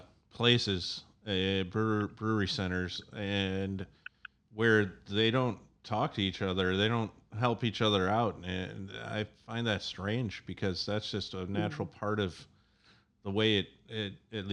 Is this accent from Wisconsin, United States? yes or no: yes; Wisconsin, United States; also born or lived in Madison / New York / California; now in Chicago, United States; I came from Wisconsin, home of beer, and via New York and California.